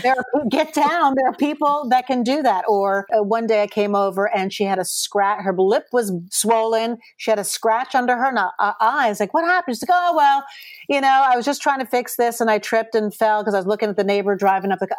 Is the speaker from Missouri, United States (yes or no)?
no; Chappaqua, New York, United States; moved away as an adult; also born or lived in Los Angeles, United States; Chappaqua, which is where I grew up